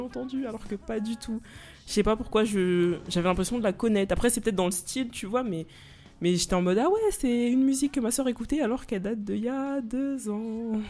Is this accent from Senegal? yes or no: yes; Senegal; je suis sénégalaise, du coup, bien sûr, on écoutait de la musique sénégalaise